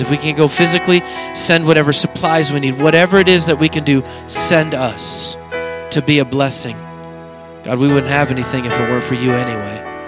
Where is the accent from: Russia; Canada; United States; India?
United States; Oregon; I grew up in Oregon where there's cultures everywhere.